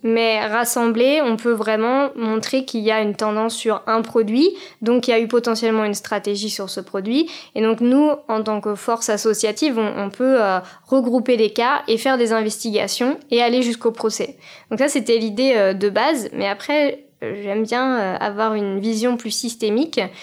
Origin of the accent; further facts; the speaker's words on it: Paris suburbs, Île-de-France, France; j'ai grandi en banlieue parisienne